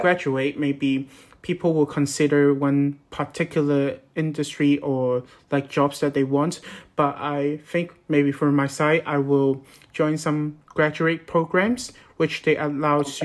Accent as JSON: {"language": "English", "country": "Hong Kong", "moved": "as an adult", "lives_now": "Newcastle upon Tyne, United Kingdom", "said": "I'm from Hong Kong"}